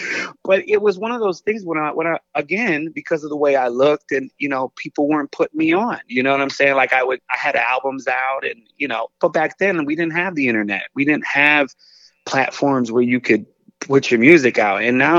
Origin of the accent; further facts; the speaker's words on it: Northern United States, United States; we live in the South now. I grew up in the North. Like, it was culture shock when I moved here.